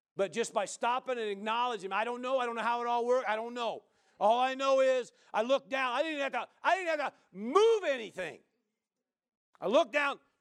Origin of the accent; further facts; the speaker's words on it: Midwest, United States; now in Central Oregon, United States; I grew up in the Midwest